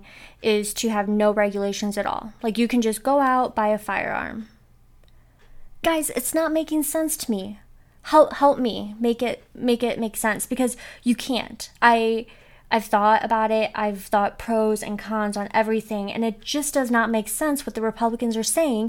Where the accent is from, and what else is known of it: Northwest Ohio, United States; born or raised there